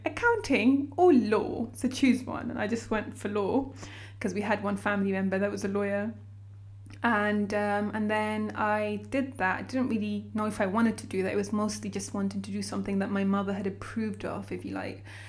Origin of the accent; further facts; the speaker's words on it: London, United Kingdom; also born or lived in Eritrea / Port Sudan, Sudan; I grew up around Hendon, Wembley Park, in London